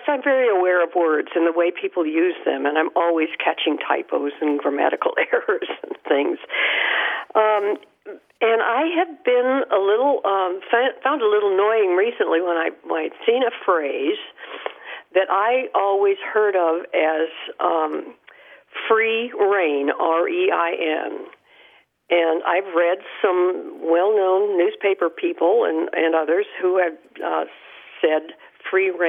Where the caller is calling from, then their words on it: Kerrville, Texas, United States; I'm calling from Kerrville, Texas.